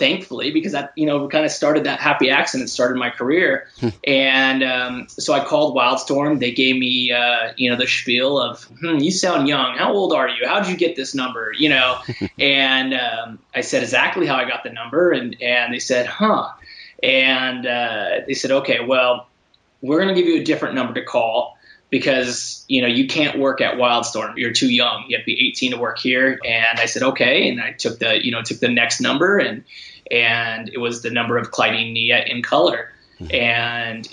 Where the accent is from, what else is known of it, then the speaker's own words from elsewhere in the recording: San Diego, California, United States; I grew up in San Diego, the home of San Diego Comic-Con